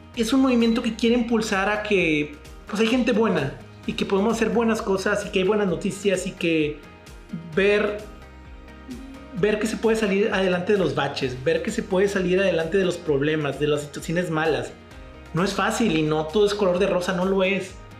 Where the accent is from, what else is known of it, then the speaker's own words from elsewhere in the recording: Ciudad Victoria, Tamaulipas, Mexico; now in Monterrey, Mexico; soy de Ciudad Victoria, Tamaulipas y ya llevo 10 años aquí viviendo en la ciudad de Monterrey